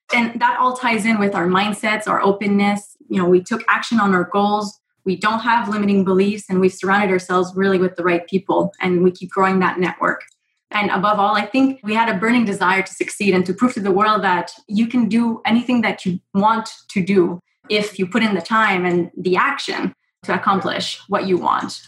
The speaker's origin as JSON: {"language": "English", "country": "Canada", "said": "I am Canadian"}